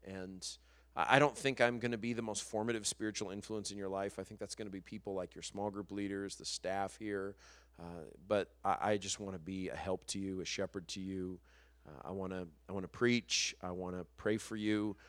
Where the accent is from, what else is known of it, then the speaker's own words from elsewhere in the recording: New Mexico, United States; moved away as an adult; now in Los Angeles, United States; I'm from New Mexico